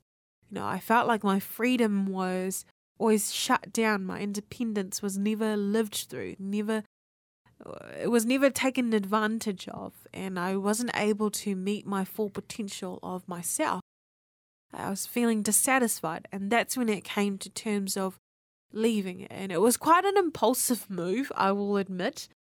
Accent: New Zealand; born there; also born or lived in Apia, Samoa; Yeah, I was born here in New Zealand, and then I ended up going to the islands of Samoa. The island of Samoa. I was in Oporu on Apia.

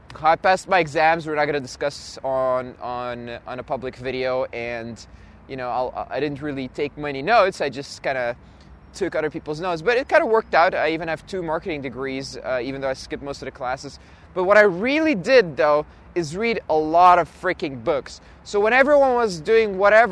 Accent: Belgium; also born or lived in Russia; ended up in Belgium. So I'm actually Belgian, even though I was born in Russia. And in Belgium, I just went through the normal, like, high school, primary school, college

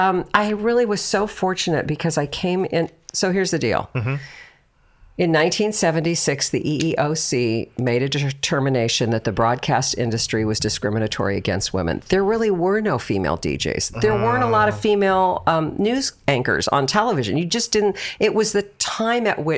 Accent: Los Angeles, California, United States; I was born and raised in Southern California

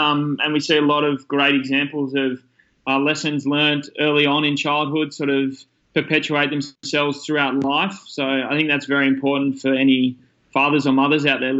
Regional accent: Sydney, New South Wales, Australia; from Sydney's Northern Beaches, Australia, which is the best place in the world. I grew up here on the Northern Beaches

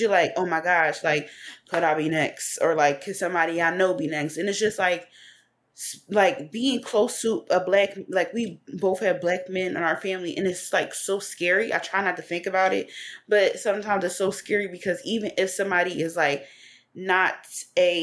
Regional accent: Philadelphia, Pennsylvania, United States; I'm from West Philly. So the area that I grew up in, it was an area called Hilltop.

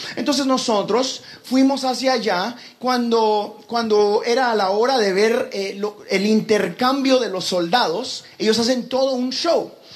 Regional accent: Guatemala; moved away; eras guatemalteco

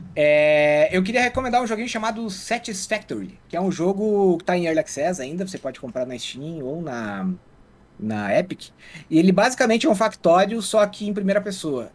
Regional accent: Água Doce, Santa Catarina, Brazil; A minha família é aqui da, do meio oeste, né? Eu nasci numa cidadezinha chamada Água Doce

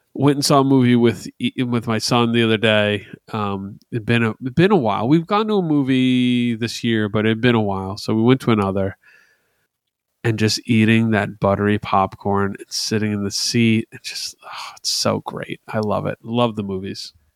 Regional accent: New Jersey, United States; we're from New Jersey

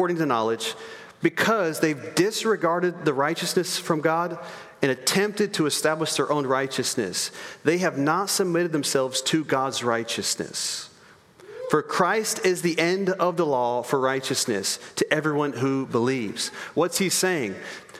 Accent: United States

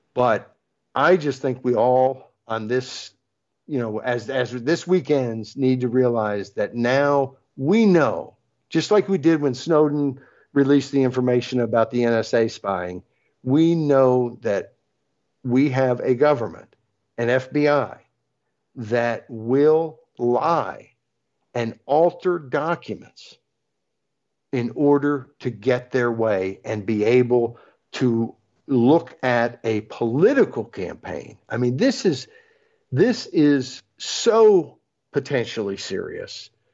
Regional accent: United States; as American citizens

